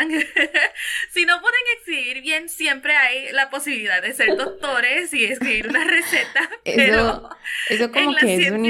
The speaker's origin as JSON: {"language": "Spanish", "country": "Venezuela", "said": "Tengo nueve años, eh, soy de Venezuela."}